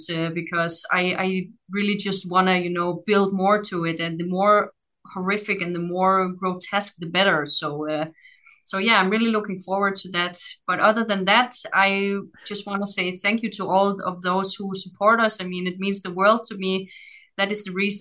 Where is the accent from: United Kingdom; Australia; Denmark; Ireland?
Denmark; now in Netherlands; I come from a little shithole in Denmark